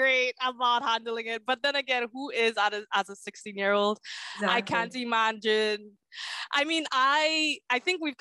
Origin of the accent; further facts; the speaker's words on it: St. Lucia; So I was born in St. Lucia, so in the Caribbean.